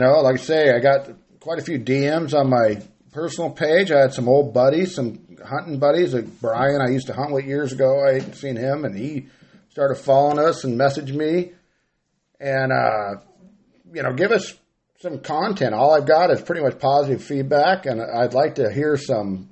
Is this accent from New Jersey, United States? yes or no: no; Grass Valley, California, United States; now in Gridley, United States; I moved to Gridley for duck hunting. You know, I'm from Grass Valley